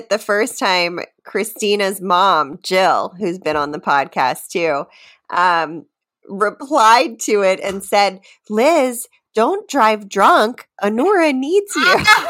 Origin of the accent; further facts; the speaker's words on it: Havre de Grace, Maryland, United States; also born or lived in Washington, District of Columbia, United States; now in Arlington, United States; I grew up in Havity Grace, Maryland